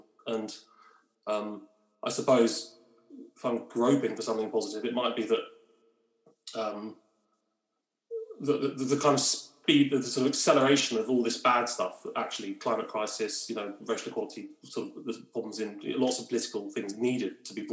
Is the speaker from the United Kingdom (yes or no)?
yes; London, United Kingdom; moved away; I am a Londoner through and through